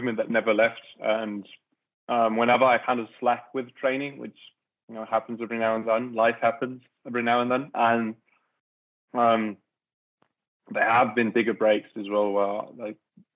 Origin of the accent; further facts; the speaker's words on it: around Frankfurt, Hesse, Germany; I grew up around Frankfurt